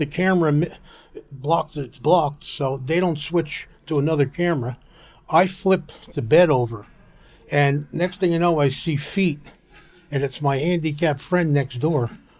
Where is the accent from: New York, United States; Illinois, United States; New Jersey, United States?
New Jersey, United States; Nutley; In Nutley, New Jersey.